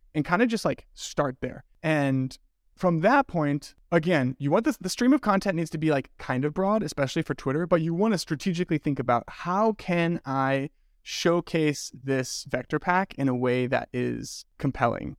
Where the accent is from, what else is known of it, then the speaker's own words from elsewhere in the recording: Midwest, United States; also born or lived in Denver; now in Michigan, United States; I am the token Midwesterner